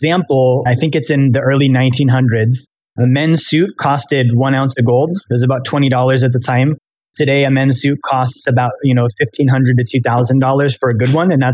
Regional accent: Alaska, United States; now in Florida, United States; I'm from Alaska, but I live in Florida now.

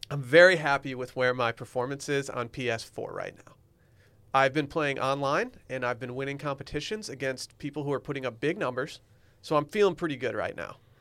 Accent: United States; I'm American

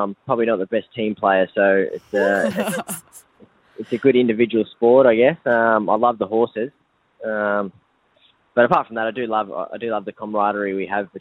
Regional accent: Victoria, Australia; also born or lived in New South Wales; now in Brisbane, Australia; I grew up in Victoria

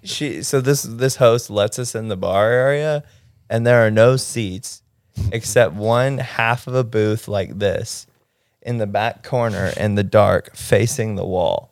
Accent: Mississippi, United States; now in Los Angeles, United States; I'm from Mississippi

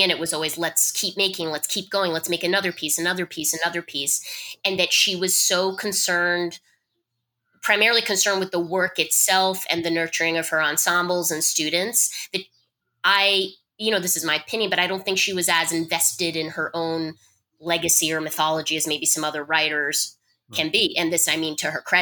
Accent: rural Vermont, United States; When I was 15 living in rural Vermont

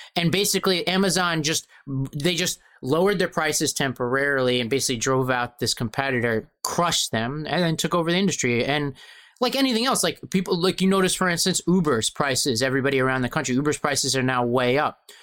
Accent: New York City, New York, United States; I was born in Brooklyn

